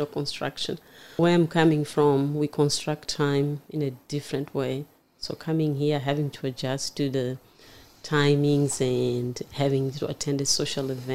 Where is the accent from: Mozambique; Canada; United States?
Mozambique; now in Newcastle, Australia; I was born in Mozambique